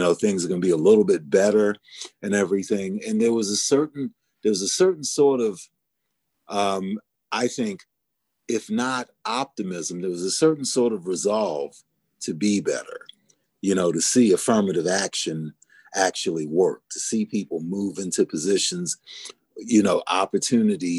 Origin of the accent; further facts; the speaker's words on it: Turner Station, Maryland, United States; I grew up in the Black community, you know, a little hamlet called Turner Station, outside of Baltimore, Maryland